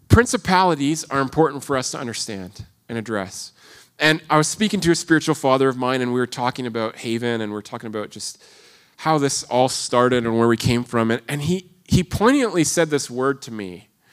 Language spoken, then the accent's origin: English; Toronto, Ontario, Canada; moved away; in Ontario, I come from the Greater Toronto Area.